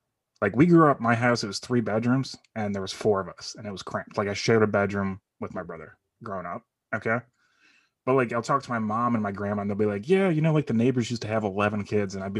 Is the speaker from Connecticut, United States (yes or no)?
no; Parma, Ohio, United States; I grew up there